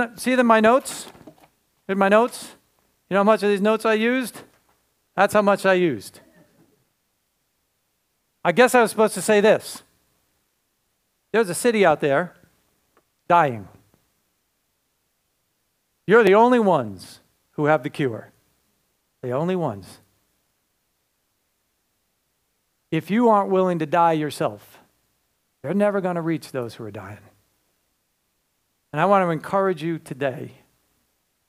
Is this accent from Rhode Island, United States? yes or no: yes; Cranston, Rhode Island, United States; moved away; I was raised in Rhode Island. Right over the border, right? You know. Anybody know Cranston? Yeah, that's my home